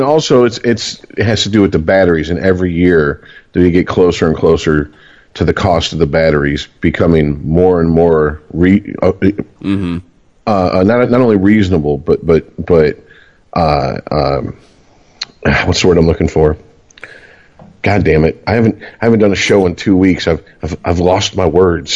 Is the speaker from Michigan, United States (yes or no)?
yes; Michigan, United States; we're from Michigan